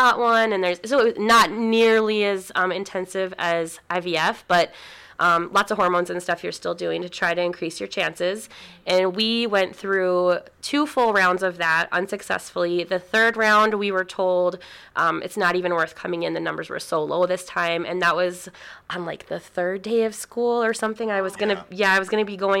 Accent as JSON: {"language": "English", "region": "North Dakota", "country": "United States", "also_born_or_lived": "Minnesota", "said": "we moved from Minnesota back to North Dakota. We're both from here"}